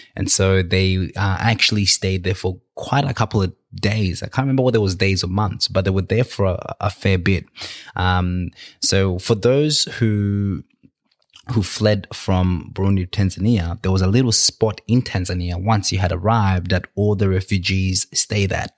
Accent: Australia; also born or lived in Victoria, Australia; where I'm from and how I got to Australia

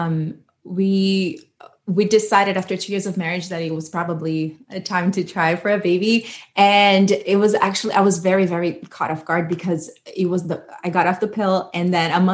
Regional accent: Brazil; moved away as an adult; also born or lived in New Jersey, United States; now in Georgia, United States; I was born and raised in Brazil, and I moved to America when I was 22. And now we live in Georgia

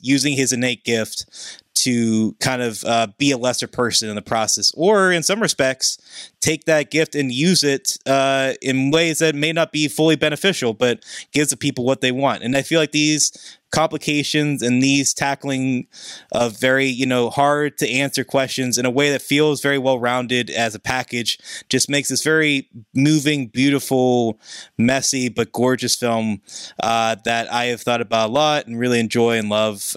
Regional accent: Pittsburgh, Pennsylvania, United States; my hometown of Pittsburgh

